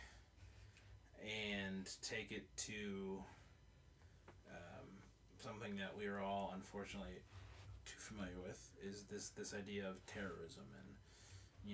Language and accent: English; United States; I'm an American